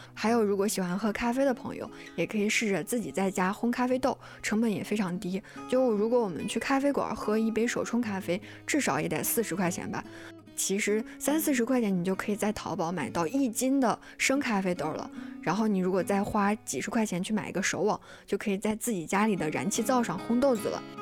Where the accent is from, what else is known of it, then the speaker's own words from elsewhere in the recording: China; 我们中国人